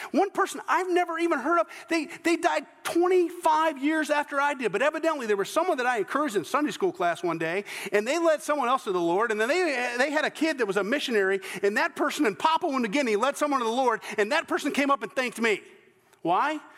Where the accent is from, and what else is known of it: the American South, United States; accent: less sophisticated Southern